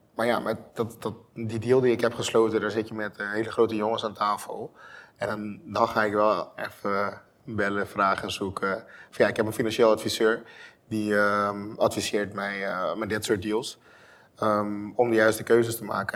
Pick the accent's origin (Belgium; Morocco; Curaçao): Curaçao; moved away as an adult; now in Netherlands; ik kom uit Curaçao. Ik ben geboren en getogen